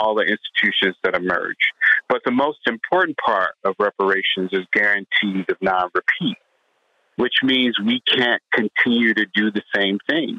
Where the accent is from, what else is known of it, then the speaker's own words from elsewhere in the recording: St. Louis, Missouri, United States; The neighborhood that I grew up in St. Louis